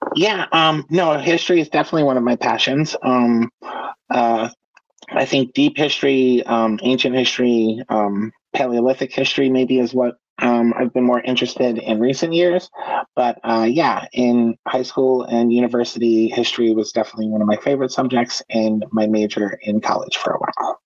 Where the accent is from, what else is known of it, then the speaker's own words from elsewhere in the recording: United States; I am an American uh, writer